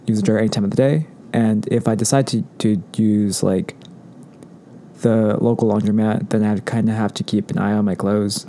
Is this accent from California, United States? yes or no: yes; Anaheim, California, United States; also born or lived in Fullerton, California; growing up in Orange County